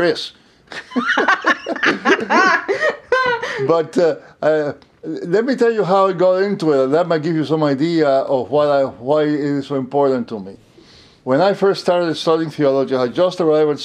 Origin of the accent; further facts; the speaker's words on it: Cuba; moved away as an adult; also born or lived in Puerto Rico; now in United States; I grew up in Cuba.